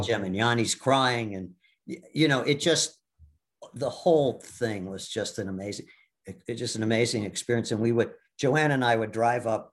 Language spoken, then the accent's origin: English; Milwaukee, Wisconsin, United States; I grew up in Milwaukee